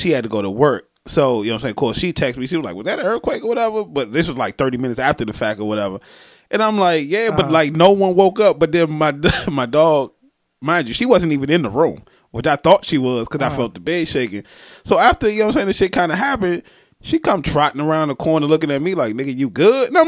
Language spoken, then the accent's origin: English; Maryland, United States; he know I'm from Maryland or whatever